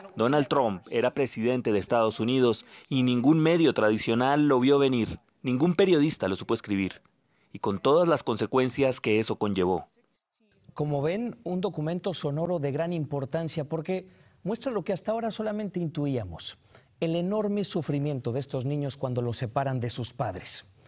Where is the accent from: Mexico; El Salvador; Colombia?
Colombia; leíamos la mayoría de colombianos